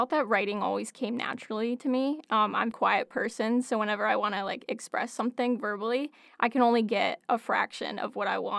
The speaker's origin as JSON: {"language": "English", "town": "Ithaca", "region": "New York", "country": "United States", "tie": "born or raised there", "said": "now I'm back in my hometown, and I found the perfect opportunity at Cornell"}